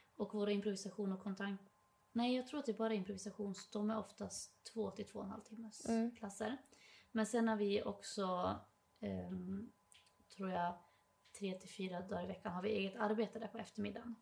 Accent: Dalarna County, Sweden; accent: dalmål; moved away as an adult; now in Stockholm, Sweden; jag har så mycket dalmål

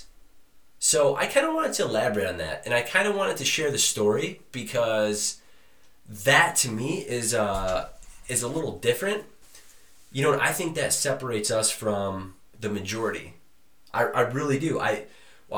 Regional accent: Detroit, Michigan, United States; I come from Detroit, Michigan. Love my family.

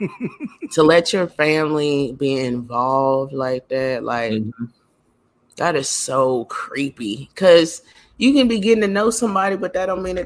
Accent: North Texas, United States; I am from Texas, yes, but not the entire state. Okay, we talking about the north side

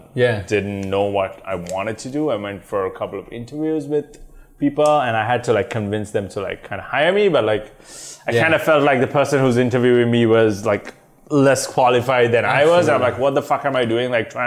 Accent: Sri Lanka; moved away as an adult; also born or lived in London, United Kingdom; now in Canada; So I'm originally from Sri Lanka. Okay. Grew up there till I was I'd say early 20s. Migrated to, not technically migrated, like went to the UK to do my undergrads.

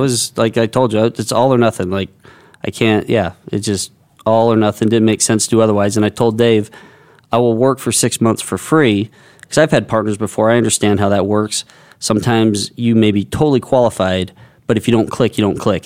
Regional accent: United States; I grew up on the Indian Reservation, which was pretty segregated between cowboys, Indians, and then about five of us who were skaters

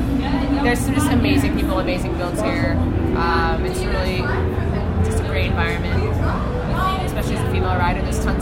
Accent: Vancouver, British Columbia, Canada; from Vancouver, Canada.

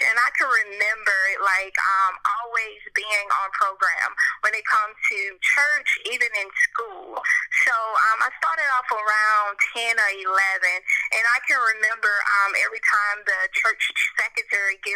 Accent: Lowndes County, Alabama, United States; also born or lived in Montgomery, Alabama; now in Nashville, United States; I currently live in Nashville, and I'm from Lowndes County, Alabama. It's a small country town

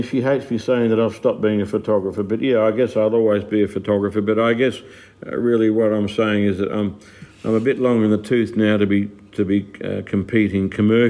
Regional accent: Melbourne, Victoria, Australia; now in Darwin, Australia; Oh, look, I came from Melbourne. So anybody listening to this would know about the traffic and the congestion in Melbourne.

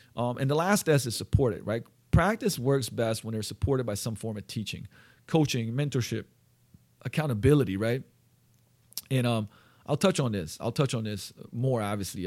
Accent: Slovenia; moved away; I'm from Slovenia. We used to gl-, eat goulash growing up

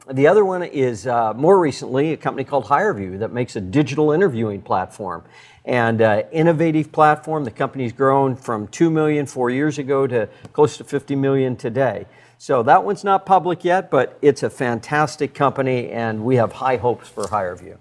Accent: Red Lodge, Montana, United States; I grew up in Red Lodge, Montana

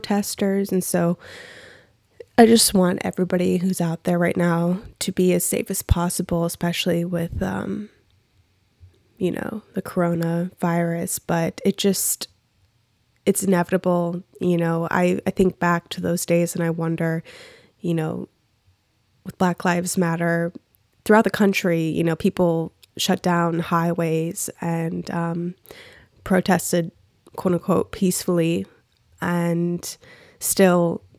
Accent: Minneapolis, Minnesota, United States; I'm from Minneapolis, but I'm not from that direct specific cross street of where the shit went down

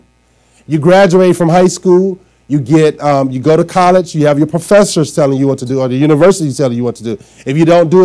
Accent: Arkansas, United States; now in Trenton, United States; I'm from down south, and we say yes, sir, no, sir, yes, ma'am, no, ma'am. And when I moved from Arkansas to New Jersey, I moved right into Trenton

